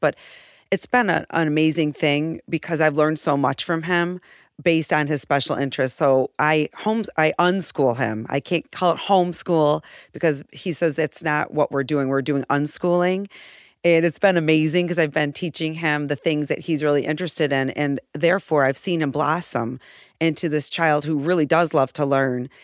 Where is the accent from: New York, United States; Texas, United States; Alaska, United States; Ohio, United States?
New York, United States; Irondequoit; also born or lived in Seminole County, Florida; I grew up in Arundicoit, uh, born and raised between East and West Arundicoit.